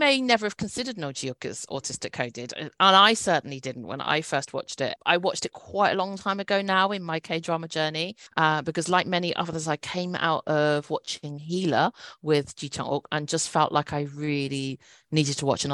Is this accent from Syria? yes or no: no; United Kingdom; a British-born Chinese